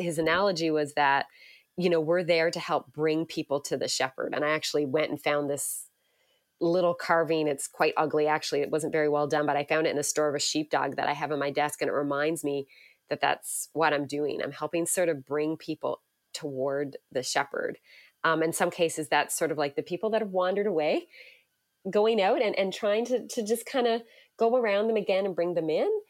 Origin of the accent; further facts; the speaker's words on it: Newfoundland and Labrador, Canada; moved away as an adult; now in Hamilton, Canada; I grew up in Newfoundland, which many people, uh, find interesting, so if you, uh, hear a little hint of a, an accent there, it might sneak out